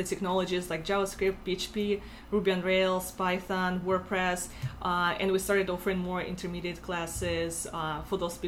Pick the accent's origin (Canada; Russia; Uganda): Russia; accent: Russian; English is a second language; moved away as an adult; now in Buffalo, United States; I'm from Russia originally, as you can tell by my accent.